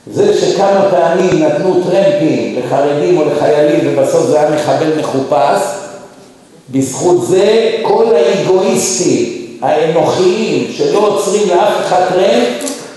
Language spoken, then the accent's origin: Hebrew; Israel; moved away as an adult; also born or lived in United States; ואני בתור ישראלי